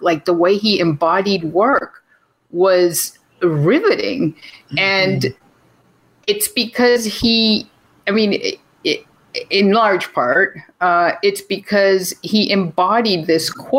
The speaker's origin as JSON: {"language": "English", "country": "Venezuela", "tie": "born or raised there", "said": "I was born in Venezuela to Venezuelan parents."}